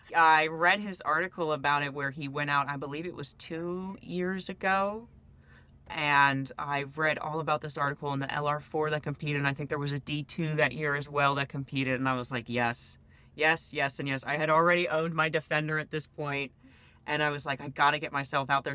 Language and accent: English; East Coast, United States; I come from the East Coast